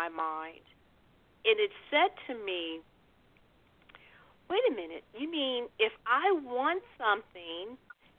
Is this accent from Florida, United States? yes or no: no; Chicago, Illinois, United States; when I was 9 years old, growing up in Chicago